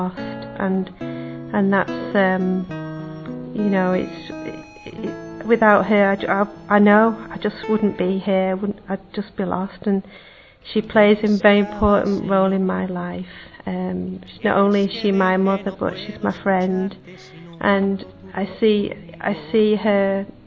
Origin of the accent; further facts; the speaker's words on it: Manchester, North West England, United Kingdom; I'm from Manchester in England